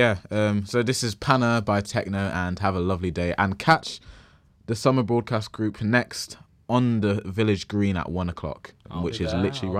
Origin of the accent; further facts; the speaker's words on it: Nigeria; As you probably know, I'm from Nigeria.